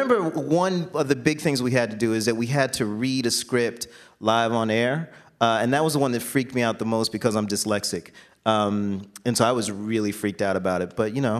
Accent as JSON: {"language": "English", "town": "Jacksonville", "region": "Florida", "country": "United States", "tie": "born or raised there", "said": "I grew up in Jacksonville, Florida"}